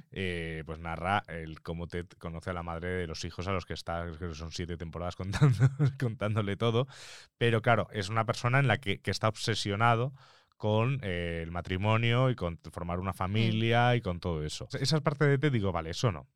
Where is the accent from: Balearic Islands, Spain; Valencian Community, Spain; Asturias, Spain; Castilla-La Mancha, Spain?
Balearic Islands, Spain; Mallorca; first language Spanish; now in Madrid, Spain; soy de Mallorca